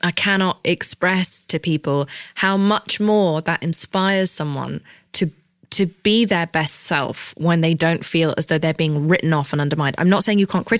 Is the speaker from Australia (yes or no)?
no; United Kingdom; I'm British